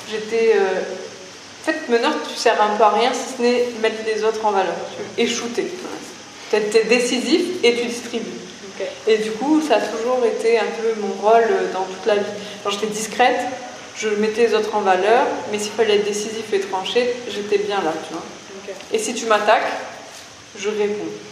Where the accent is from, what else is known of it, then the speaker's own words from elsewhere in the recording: Toulouse, Occitania, France; j'ai grandi à Toulouse